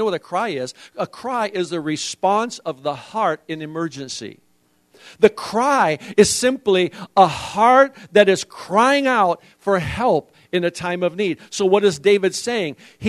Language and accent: English; Indonesia; See, I was raised in Indonesia, and in Indonesia we have some amazing ways. Even as a foreigner, I had to learn that I had to get my immigration papers every year.